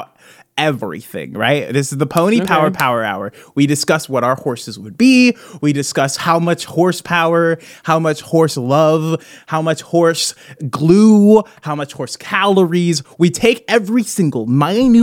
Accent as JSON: {"language": "English", "region": "Midwest", "country": "United States", "said": "I'm from the Midwest."}